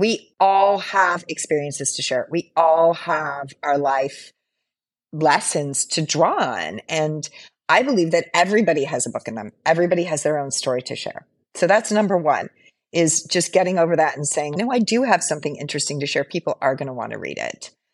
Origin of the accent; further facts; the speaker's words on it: Hawaii, United States; moved away as an adult; also born or lived in San Francisco; I'm currently living in Hawaii